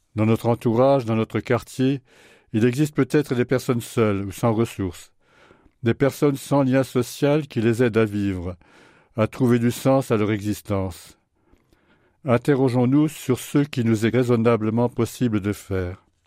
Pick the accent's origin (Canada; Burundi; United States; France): France; Chez nous, en France